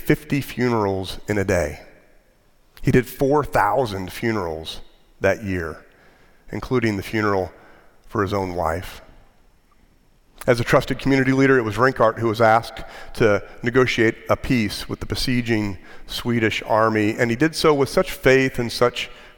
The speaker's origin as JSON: {"language": "English", "country": "United States", "said": "our particular national story as American Christians"}